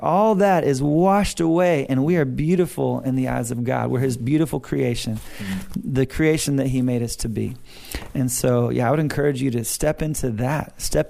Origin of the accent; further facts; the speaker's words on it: Australia; And my wife said, sorry, we're Australian.